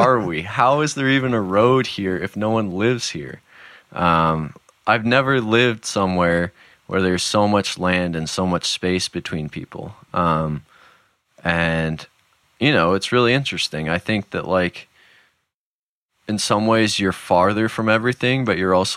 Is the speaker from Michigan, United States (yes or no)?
no; San Francisco, California, United States; moved away as an adult; also born or lived in Seattle / Marin County; now in New Hampshire, United States; I was born in San Francisco, spent most of my childhood within like 15 minutes of San Francisco, lived in Seattle for 6 years